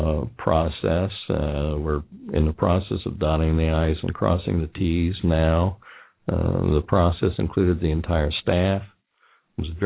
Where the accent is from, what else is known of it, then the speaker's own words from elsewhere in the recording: Indiana, United States; also born or lived in Ohio; now in Kentucky, United States; being born and raised in Indiana, having spent most of my time in Ohio, and now I'm living in Kentucky